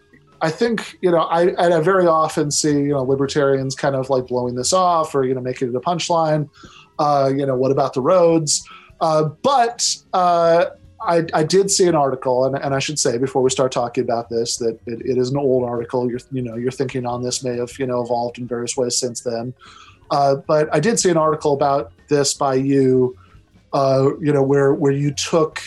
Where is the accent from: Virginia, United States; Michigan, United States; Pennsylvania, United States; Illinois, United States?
Michigan, United States; East Lansing; where I grew up in East Lansing, Michigan